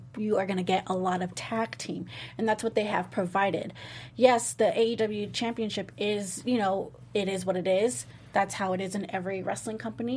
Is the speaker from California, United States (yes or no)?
yes; Southern California, United States; I'm born and raised in SoCal